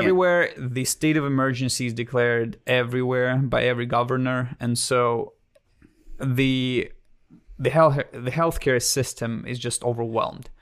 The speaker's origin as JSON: {"language": "English", "region": "Siberia", "country": "Russia", "tie": "born or raised there", "second_language": "English", "moved": "as an adult", "lives_now": "United States", "said": "I was born and raised in Russia until the age of nineteen"}